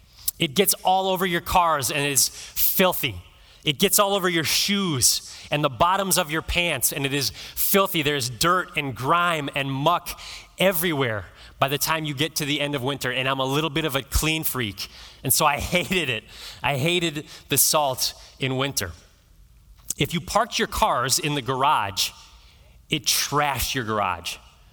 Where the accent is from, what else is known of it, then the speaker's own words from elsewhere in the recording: East Coast, United States; also born or lived in Midwest; now in California, United States; And many of you know I grew up on the East Coast and in the Midwest.